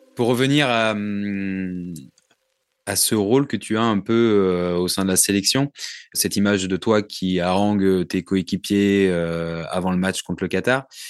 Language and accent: French; Ruffec, Nouvelle-Aquitaine, France; On était à Ruffec chez moi, en Charente